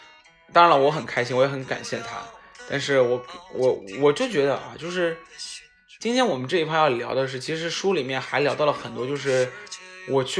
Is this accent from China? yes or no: yes; Shanghai, China; 他问我是来自哪里的，然后我说我是来自于上海的